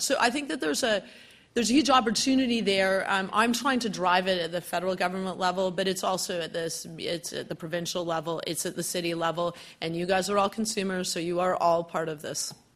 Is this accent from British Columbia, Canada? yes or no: yes; Vancouver, British Columbia, Canada; moved away as an adult; I'm originally from Vancouver, but I came here to do my Master's